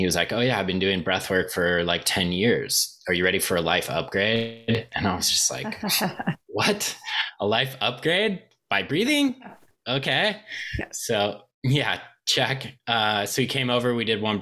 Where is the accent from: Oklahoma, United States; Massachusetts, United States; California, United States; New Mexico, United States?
California, United States; Southern; I kind of started growing up in Southern California, being a surfer